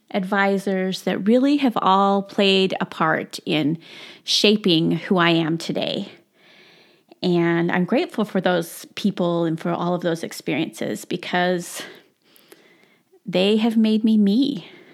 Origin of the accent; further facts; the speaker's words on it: South Jordan, Utah, United States; I grew up in South Jordan, Utah